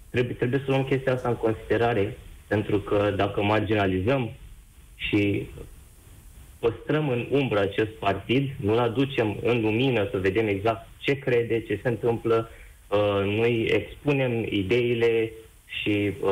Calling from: Germany; Uh, vă sunt din Germania.

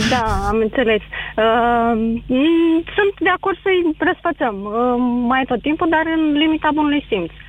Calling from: Piatra Neamț, Neamț County, Romania; Din uh, Piatra Neamț.

